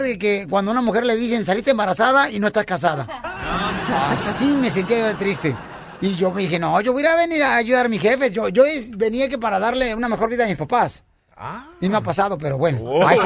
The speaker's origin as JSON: {"language": "Spanish", "region": "Jalisco", "country": "Mexico", "moved": "yes", "lives_now": "United States", "said": "soy de Jalisco."}